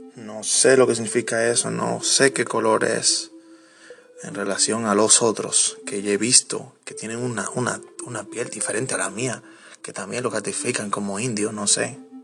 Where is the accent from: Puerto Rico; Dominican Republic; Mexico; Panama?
Dominican Republic; nosotros como dominicanos